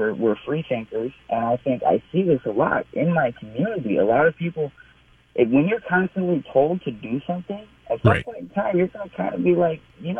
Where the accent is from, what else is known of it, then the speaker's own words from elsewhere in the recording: Minneapolis, Minnesota, United States; And I'm a blonde-haired, blue-eyed white guy, you know, born and raised in North Minneapolis, product of Minneapolis public schools. I have an interracial family.